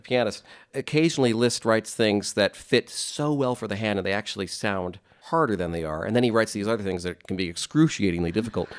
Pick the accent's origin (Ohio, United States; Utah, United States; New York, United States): Utah, United States; Delta; I'm from Delta, Utah, near Delta.